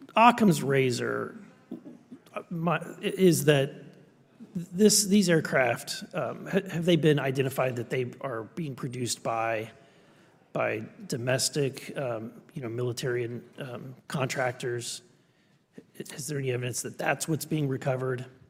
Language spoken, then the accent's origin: English; Missouri, United States; I'm from Missouri, you've gotta show me